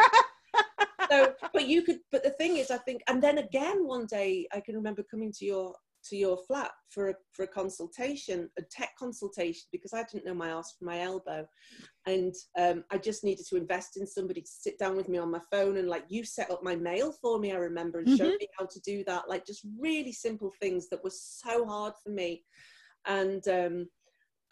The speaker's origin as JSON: {"language": "English", "area": "near Liverpool", "region": "North West England", "country": "United Kingdom", "said": "I'm from about 4 miles away"}